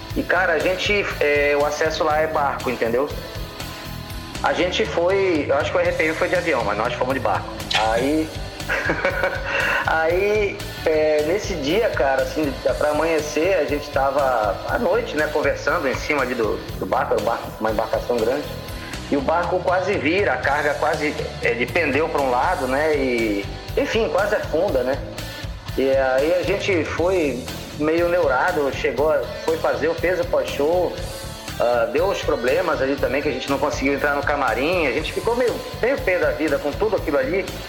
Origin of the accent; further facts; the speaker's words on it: Santarém, Pará, Brazil; also born or lived in Rio Grande do Sul / Belém; eu me considero um, um paraense que nasceu no Rio Grande do Sul, porque eu, eu vim para o Pará com sete anos, Luiz. E assim, a, a minha infância toda foi aqui